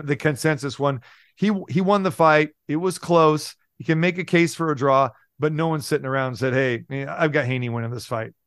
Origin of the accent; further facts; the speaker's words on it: Sacramento, California, United States; moved away as an adult; also born or lived in Green Bay / Milwaukee; now in Las Vegas, United States; I was born and raised in Sacramento, I got my, my start in Las Vegas